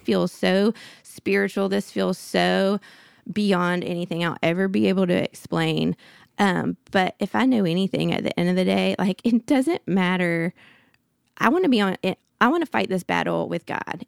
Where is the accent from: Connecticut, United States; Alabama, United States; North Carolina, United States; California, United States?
Alabama, United States; Birmingham; I grew up in Birmingham, went to school at Auburn